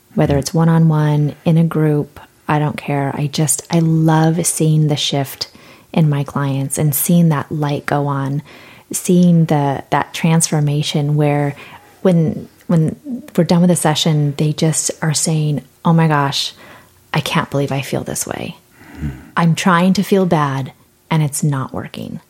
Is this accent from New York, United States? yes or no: no; San Diego, California, United States; I'm from San Diego.